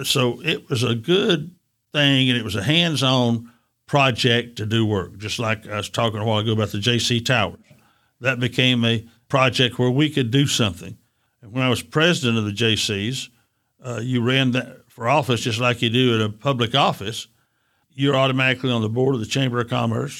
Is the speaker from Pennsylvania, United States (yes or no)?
no; Chattanooga, Tennessee, United States; I was born and raised in Avondale community.